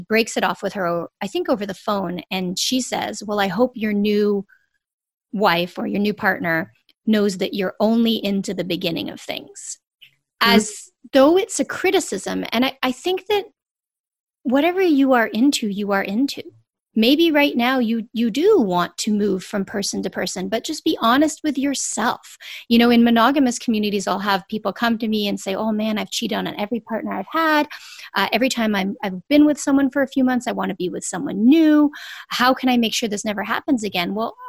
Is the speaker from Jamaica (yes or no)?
yes; Jamaica; I'm Jamaican. My mom's from Jamaica.